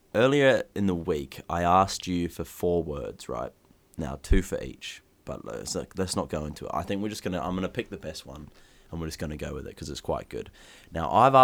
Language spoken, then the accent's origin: English; New Zealand; also born or lived in Australia; now in England; growing up in New Zealand, living in Australia, now moving to England.